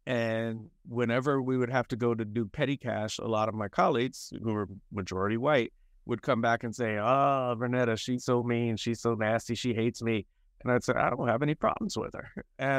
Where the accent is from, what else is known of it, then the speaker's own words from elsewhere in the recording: North Carolina, United States; I was raised in North Carolina by two Black parents